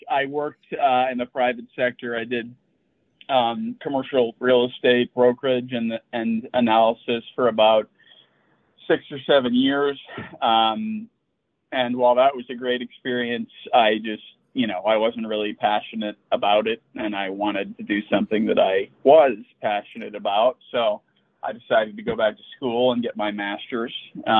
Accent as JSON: {"language": "English", "town": "Chicago", "region": "Illinois", "country": "United States", "tie": "born or raised there", "said": "I grew up in Chicago. I went to college out east at Boston College."}